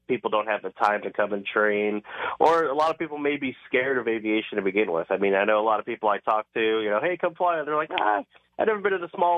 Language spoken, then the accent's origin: English; Cleveland, Ohio, United States; Originally from Cleveland, Ohio